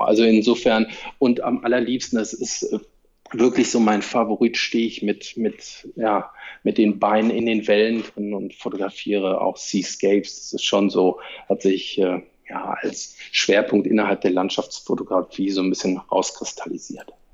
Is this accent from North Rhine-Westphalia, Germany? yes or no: yes; Cologne, North Rhine-Westphalia, Germany; moved away as an adult; Ich bin auch Kölner, habe jetzt 40 Jahre dort gewohnt